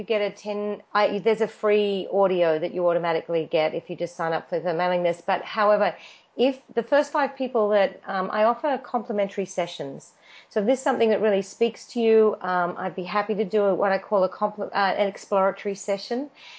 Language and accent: English; Australia; accent: Australian; now in Los Angeles, United States; And it's much better Meg spells it than I do because my Australian accent.